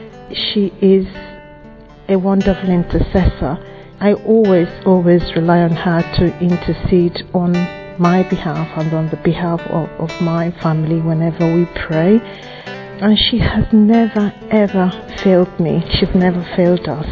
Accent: Nigeria; I come from Nigeria

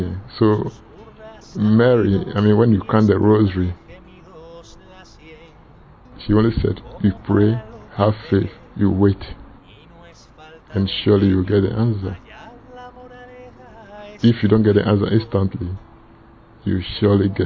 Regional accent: Ghana; now in England; I come from Ghana, but I live in England.

